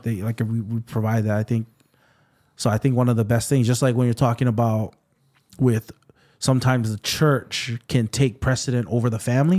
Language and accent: English; Waipahu, Hawaii, United States; also born or lived in Waianae, Hawaii / Kapolei, Hawaii; I grew up in Waipahu